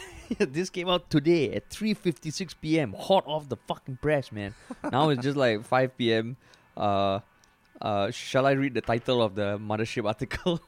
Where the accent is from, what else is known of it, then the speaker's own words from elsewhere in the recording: Singapore; we're Singaporean